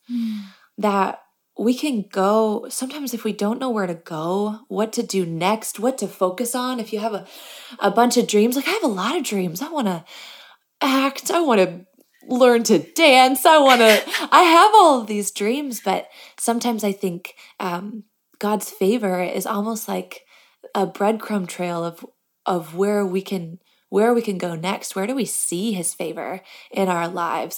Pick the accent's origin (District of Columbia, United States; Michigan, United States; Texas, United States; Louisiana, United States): Michigan, United States; I grew up in Michigan